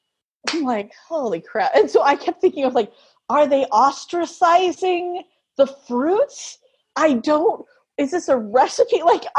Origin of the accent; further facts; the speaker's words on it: United States; first language English; as an American